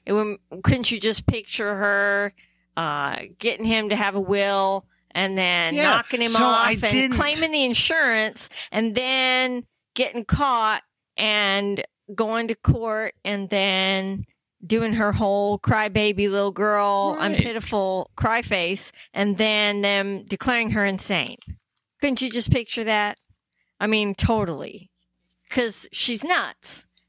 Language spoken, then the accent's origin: English; England, United Kingdom; born there; Yes, I was born in England.